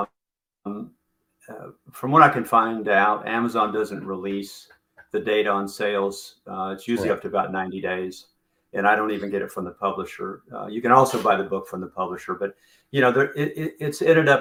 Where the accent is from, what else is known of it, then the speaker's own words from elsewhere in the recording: Elizabethtown, Kentucky, United States; I grew up in Elizabethtown, Kentucky, which I used to refer to as a small town in Kentucky